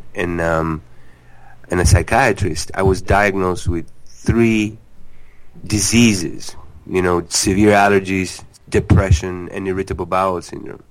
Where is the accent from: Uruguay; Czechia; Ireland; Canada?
Uruguay; moved away as an adult; now in New York City, United States; I was born in Uruguay in South America, and life there was very healthy by default.